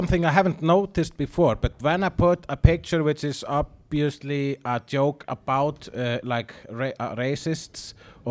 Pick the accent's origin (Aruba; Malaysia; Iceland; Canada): Iceland; I am an Icelandic person